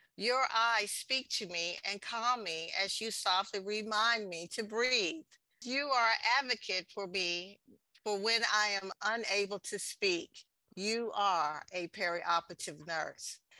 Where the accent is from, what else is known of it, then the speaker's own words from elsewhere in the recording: Texas, United States; San Antonio, in my home state, Texas